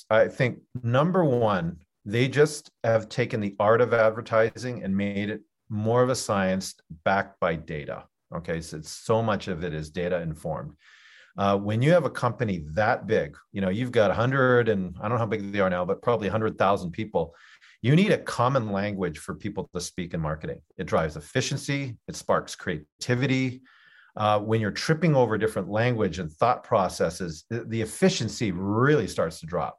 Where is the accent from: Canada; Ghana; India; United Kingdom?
Canada; moved away as an adult; also born or lived in Geneva, Switzerland; I'm Canadian